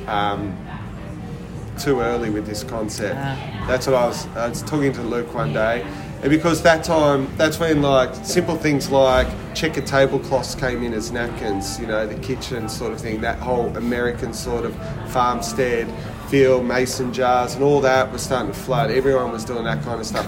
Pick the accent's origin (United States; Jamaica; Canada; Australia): Australia; Melbourne, Victoria; also born or lived in Ballina, New South Wales / Sydney, Australia; born and raised in Ballina, bit of Sydney, and then um, did my high school and yeah. all my apprenticeship and everything in Melbourne.